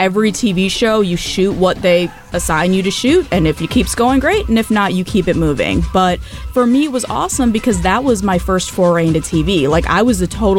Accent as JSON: {"language": "English", "region": "Michigan", "country": "United States", "tie": "born or raised there", "also_born_or_lived": "Calcutta, India / California"}